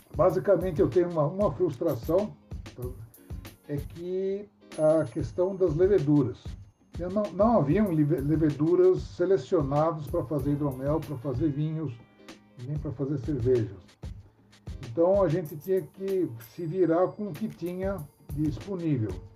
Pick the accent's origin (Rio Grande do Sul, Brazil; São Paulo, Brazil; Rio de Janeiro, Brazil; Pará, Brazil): São Paulo, Brazil; Sou paulistano